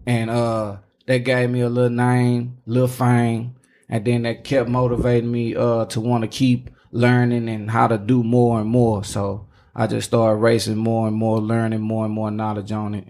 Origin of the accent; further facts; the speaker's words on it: Dallas, Texas, United States; Nigga, I'm from Dallas.